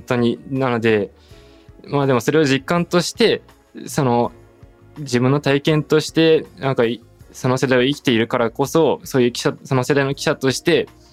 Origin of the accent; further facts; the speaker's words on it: Saitama, Japan; also born or lived in Tokyo; 僕埼玉育ちであの大学高校大学も東京だった